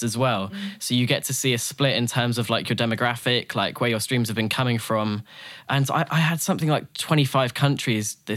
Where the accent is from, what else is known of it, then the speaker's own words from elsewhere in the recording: Norwich, East of England, United Kingdom; my band are all from Norwich, as am